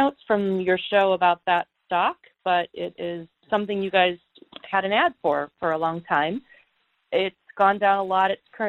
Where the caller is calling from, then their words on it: Silicon Valley, California, United States; I'm calling from Silicon Valley